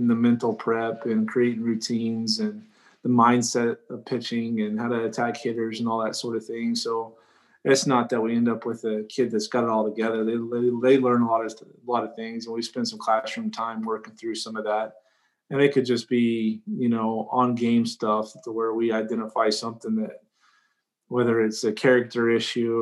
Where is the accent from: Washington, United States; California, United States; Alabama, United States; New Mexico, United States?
New Mexico, United States; I was from New Mexico